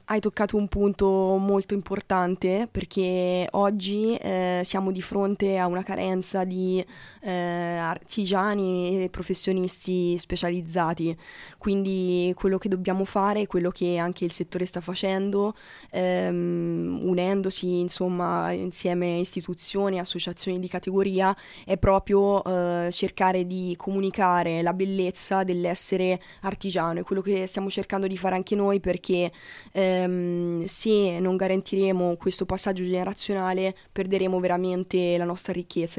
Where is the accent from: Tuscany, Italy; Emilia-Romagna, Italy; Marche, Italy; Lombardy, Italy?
Tuscany, Italy; Sansepolcro; sono eh. di origine toscana e sono nata a Sansepolcro